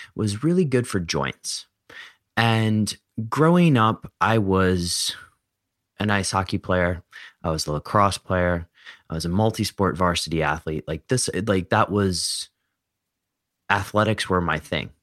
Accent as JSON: {"language": "English", "country": "United States", "tie": "born or raised there"}